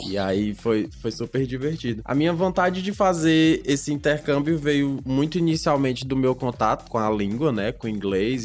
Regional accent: Pernambuco, Brazil; Pernambucano aqui sou eu

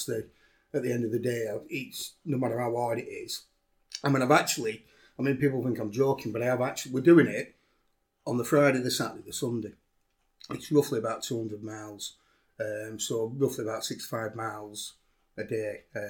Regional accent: Pembroke, United Kingdom; So I'm from Pembroke. So I meet him on a car park in Lair, not a problem.

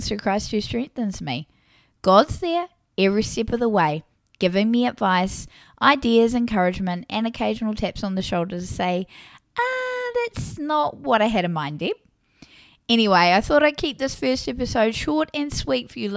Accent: New Zealand; accent: New Zealand; I live in what some describe as the Garden of Eden, aka New Zealand, as if it wasn't obvious due to my accent.

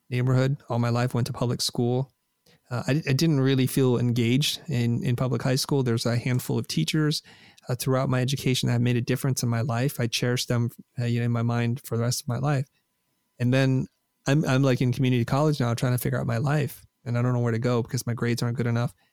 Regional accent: Vietnam; a country who's welcomed my family and I because we're refugees from Vietnam

